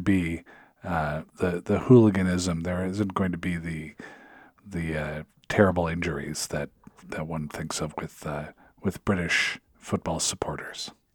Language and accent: English; Seattle, Washington, United States; moved away; also born or lived in Upper Midwest; I'm originally from Seattle